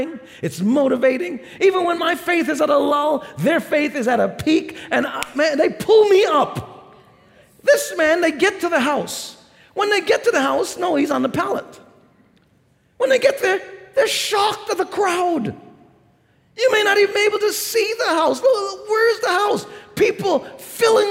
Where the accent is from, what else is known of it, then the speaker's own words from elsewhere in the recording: New York City, New York, United States; I grew up in New York City